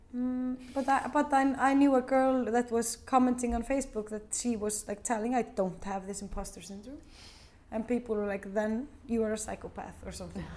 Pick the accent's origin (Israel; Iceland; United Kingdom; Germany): Iceland; we are from Iceland